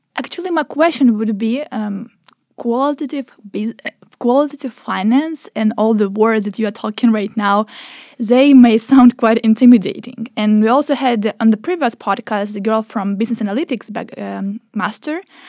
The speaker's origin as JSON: {"language": "English", "country": "Ukraine", "moved": "yes", "lives_now": "Norway", "said": "I am from Ukraine"}